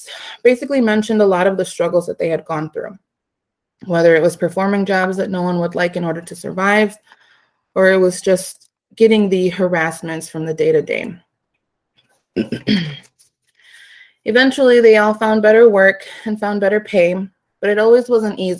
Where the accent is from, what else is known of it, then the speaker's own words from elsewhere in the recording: Aurora, Illinois, United States; now in Chicago, United States; I was born and raised in Aurora, Illinois.